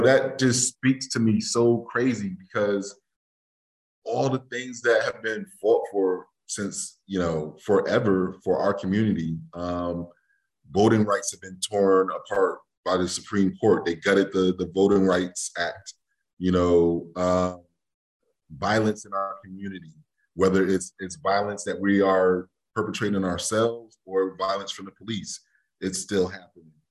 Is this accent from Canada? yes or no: no; New Haven, Connecticut, United States; growing up in New Haven